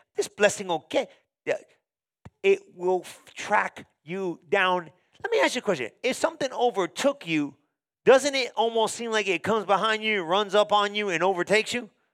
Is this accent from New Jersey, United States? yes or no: yes; New Jersey, United States; I was born in New Jersey